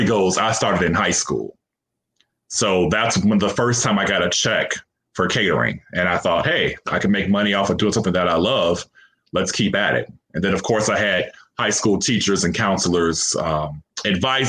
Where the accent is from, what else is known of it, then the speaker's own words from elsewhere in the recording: Chicago, Illinois, United States; moved away as an adult; now in Phoenix, United States; I'm always going to be from Chicago. That's my hometown.